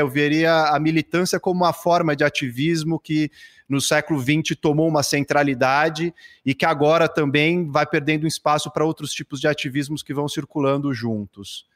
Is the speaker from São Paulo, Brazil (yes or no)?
yes; São Paulo, Brazil; sou nascido aqui em São Paulo